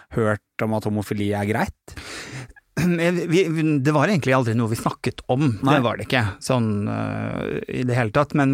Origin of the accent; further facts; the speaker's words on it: Bodø, Nordland, Norway; born there; also born or lived in Harstad / Kristiansund; Jeg er jo født nordpå. Jeg er født i Bodø. Hatt eh, sterke, sterke, relasjoner til familien min som er på Kjerringøy, som er utenfor Bodø.